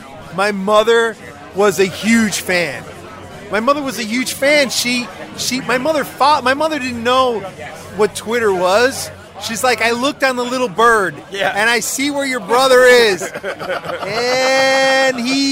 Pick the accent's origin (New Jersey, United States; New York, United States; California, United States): New Jersey, United States; growing up in New Jersey